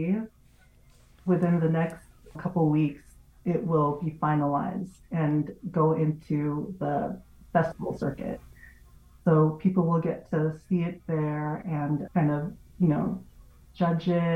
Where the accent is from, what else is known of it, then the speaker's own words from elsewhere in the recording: near Watsonville, California, United States; In California, I grew up like an hour away from Watsonville